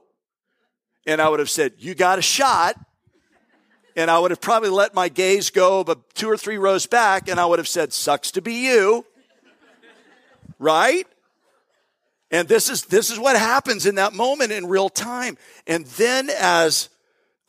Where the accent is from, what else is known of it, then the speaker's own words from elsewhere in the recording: Florida, United States; moved away; also born or lived in Jacksonville, Florida / Tampa, Florida / Bradenton, Florida; I grew up, I'm a native Floridian. I was born in Jacksonville